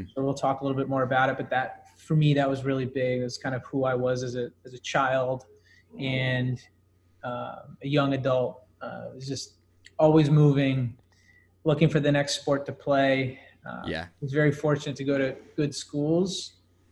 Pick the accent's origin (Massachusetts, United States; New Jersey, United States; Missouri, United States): New Jersey, United States; Summit; moved away as an adult; now in New York City, United States; I'm from Summit, New Jersey, suburb off of New York City, now living in New York City